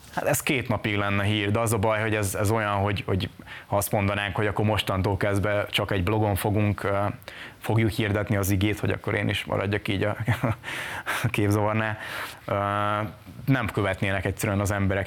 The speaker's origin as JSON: {"language": "Hungarian", "country": "Hungary", "tie": "born or raised there", "moved": "as an adult", "lives_now": "Budapest, Hungary", "said": "ott nőttem fel"}